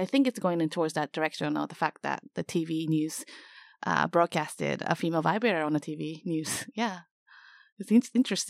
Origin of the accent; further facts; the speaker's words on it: Tanzania; East Africa, mainly Tanzania.